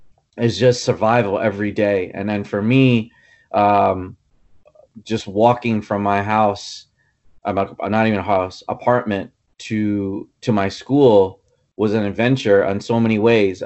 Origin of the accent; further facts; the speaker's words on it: New York City, New York, United States; moved away; also born or lived in Kerala, India / Mumbai, India / Dumont, New Jersey; I grew up in the Bronx, and so my ties to New York and New Jersey go way back.